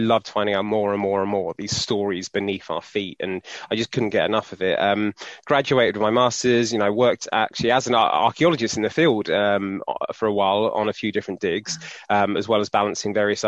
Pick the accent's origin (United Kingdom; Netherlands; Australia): United Kingdom; Cornwall, South West England; moved away; So I was born and raised in Cornwall, and kind of strong Cornish identity.